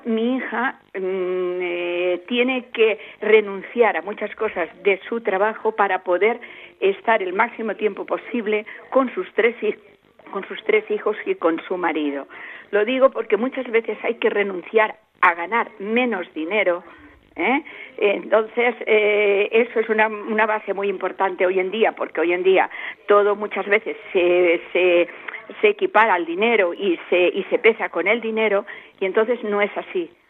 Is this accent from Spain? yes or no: yes; Valencia, Valencian Community, Spain; now in Teruel, Spain; Yo soy de Valencia, pero mi hija está aquí en Teruel